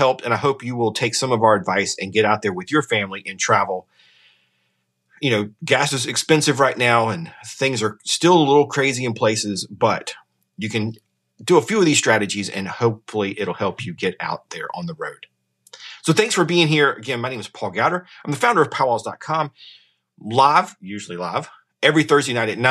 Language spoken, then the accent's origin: English; Sumter, South Carolina, United States; My hometown, the Sumter, has the Iris Festival.